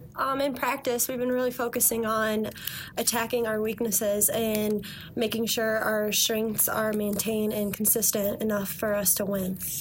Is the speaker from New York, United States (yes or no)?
no; Allen Park, Michigan, United States; I'm from Allen Park, Michigan